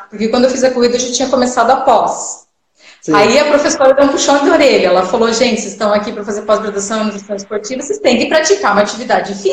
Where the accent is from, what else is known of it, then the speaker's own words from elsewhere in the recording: Cascavel, Paraná, Brazil; moved away as an adult; also born or lived in Italy; now in Joinville, Brazil; eu sou do Paraná, né, de Cascavel, Paraná, e eu vim aqui para Joinville